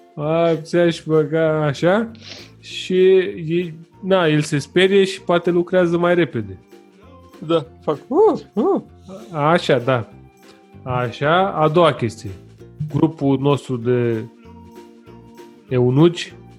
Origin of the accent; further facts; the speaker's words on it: Romania; sunt român